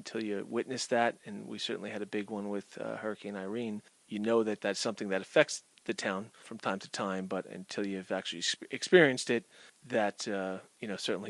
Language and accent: English; Montclair, New Jersey, United States; now in Cranford, United States; I grew up in Montclair, New Jersey, most of my life there. I ended up down in Cranford 9 years ago.